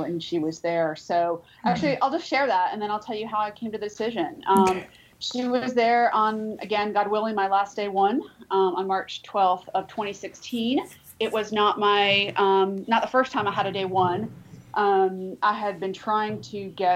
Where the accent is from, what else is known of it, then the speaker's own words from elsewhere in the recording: Florida, United States; now in Birmingham, United States; I'm actually not originally from Alabama, I'm from Florida.